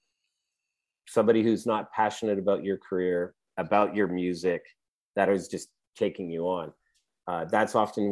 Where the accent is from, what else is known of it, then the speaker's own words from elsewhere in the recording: Canada; we're Canadian